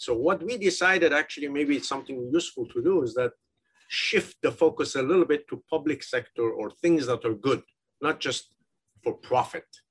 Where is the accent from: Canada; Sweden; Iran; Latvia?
Iran; moved away as an adult; also born or lived in United Kingdom / United States; I'm originally from Iran